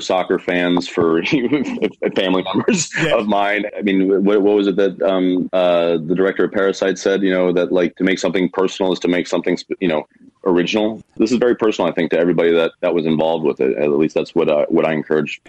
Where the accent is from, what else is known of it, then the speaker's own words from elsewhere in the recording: Kansas City, United States; which is my hometown.